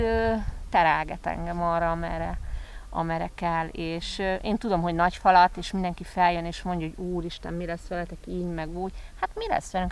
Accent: Hungary; now in Tenerife, Spain; én a Dunakanyarban nőttem föl

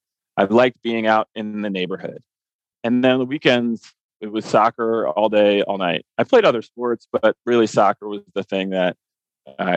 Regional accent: Columbia, Maryland, United States; moved away; I grew up in Columbia, Maryland

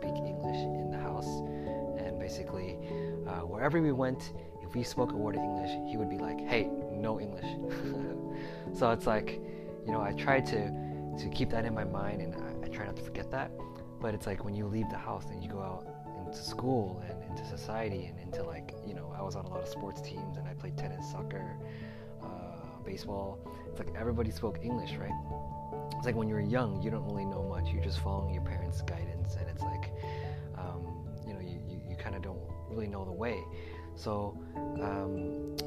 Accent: United States; also born or lived in Los Angeles, California; I was born and raised here in the United States

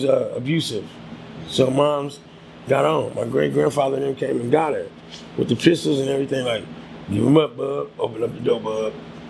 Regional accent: San Francisco, California, United States; also born or lived in Oakland, California; I was born in Oakland. Yeah, I was born in Oakland. I think mom's was living over there.

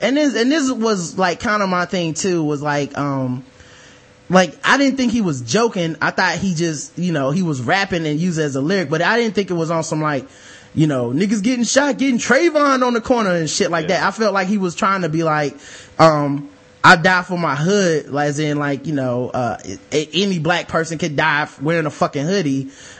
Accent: Decatur, Georgia, United States; But I'm from Decatur, Georgia, like the deck and in the projects. Moved to Stone Mountain later.

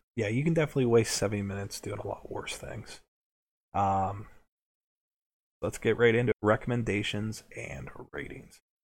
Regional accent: United States; We're from America

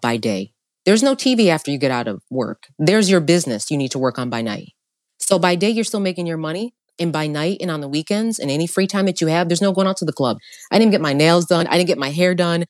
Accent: upstate New York, United States; also born or lived in Long Island, New York; I was born in Long Island, but then my parents split. Long story short, my mom's single mother, having to raise four kids in upstate New York

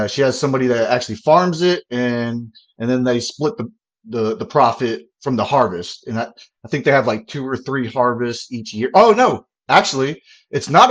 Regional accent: Mobile, Alabama, United States; moved away as an adult; now in Fayetteville, United States; So where I'm from, I grew up in Alabama in like a straight up mobile home park

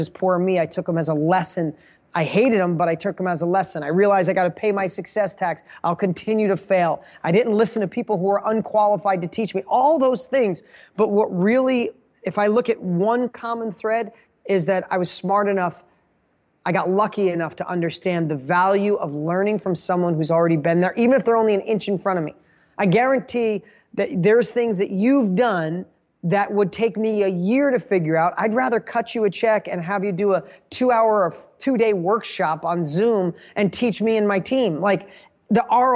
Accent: Poughkeepsie, New York, United States; I grew up in Poughkeepsie, New York.

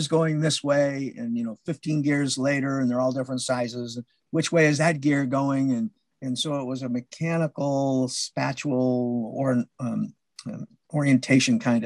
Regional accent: New Hampshire, United States; moved away as an adult; also born or lived in Meridian, Mississippi; I retired to the state of New Hampshire, you know, my home state.

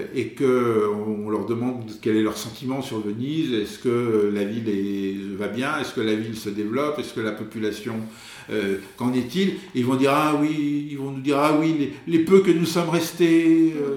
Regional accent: France; now in Venice, Italy; nous, justement, qui, qui venons de France

